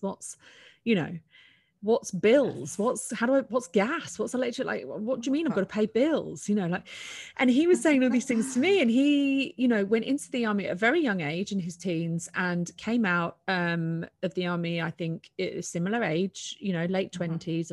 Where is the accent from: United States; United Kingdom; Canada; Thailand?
United Kingdom; I'm a Brit